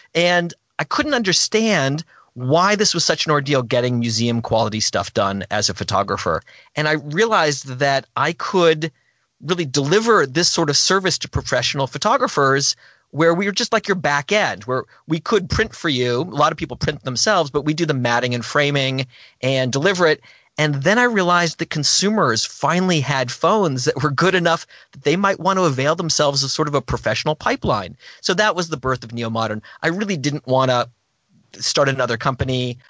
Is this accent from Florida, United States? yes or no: yes; Gainesville, Florida, United States; I grew up in Gainesville, Florida